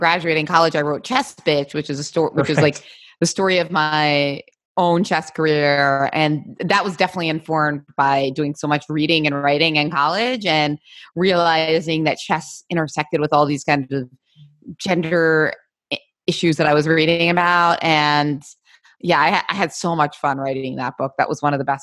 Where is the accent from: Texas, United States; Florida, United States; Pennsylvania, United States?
Pennsylvania, United States; Philadelphia; moved away as an adult; also born or lived in New York; I was born in Philadelphia, went to high school here, and then I went to college in New York, lived there for a while. But I came back to Philly